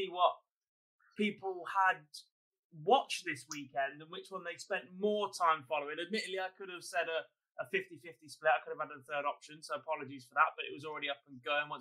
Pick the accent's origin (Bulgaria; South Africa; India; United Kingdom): United Kingdom; England; we as English darts fans